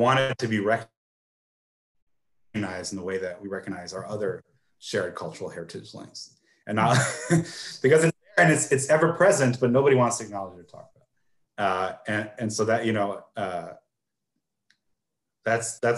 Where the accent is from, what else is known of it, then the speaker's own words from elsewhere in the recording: United States; as an American